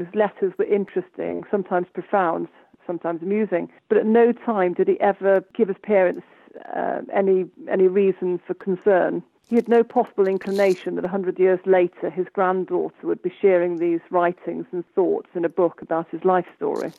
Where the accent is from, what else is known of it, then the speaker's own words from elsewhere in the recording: Pembrokeshire, Wales, United Kingdom; I was brought up in Pembrokeshire